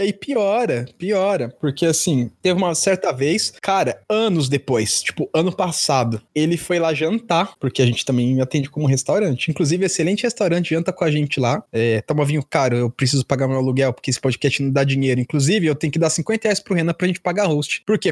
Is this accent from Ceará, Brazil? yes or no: no; São Paulo, Brazil; eu sou paulista.